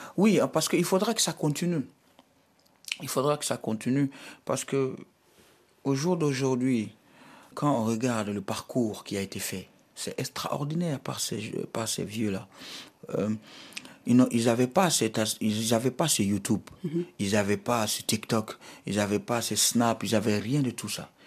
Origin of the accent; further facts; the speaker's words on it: Mali; je suis malien, fier de l'être